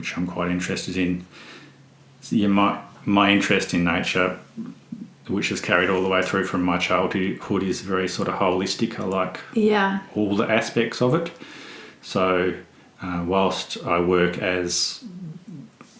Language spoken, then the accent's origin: English; Western Tiers, Northern Tasmania, Australia; I grew up in the Western Tiers.